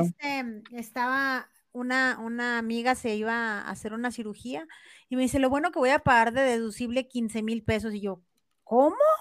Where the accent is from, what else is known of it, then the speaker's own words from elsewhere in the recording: Chihuahua, Mexico; Es también de Chihuahua, de donde soy yo